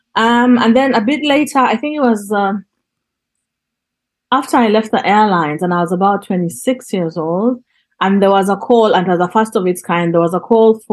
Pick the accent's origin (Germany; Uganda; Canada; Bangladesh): Uganda; Northern Uganda; moved away; also born or lived in Kampala; I'm from Northern Uganda. And I was exiled within my country because we couldn't travel up north because of the war